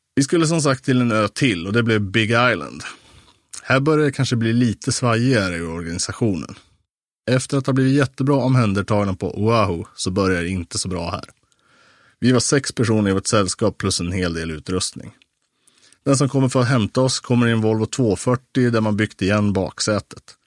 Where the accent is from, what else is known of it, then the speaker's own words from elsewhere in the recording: Sweden; som svensk medelklasspojke i 25-årsåldern